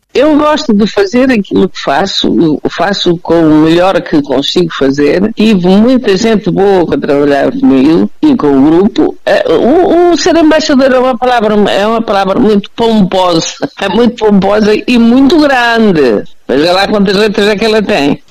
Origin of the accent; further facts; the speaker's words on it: Manhouce, Viseu, Portugal; nas cantigas e nas coisas da minha terra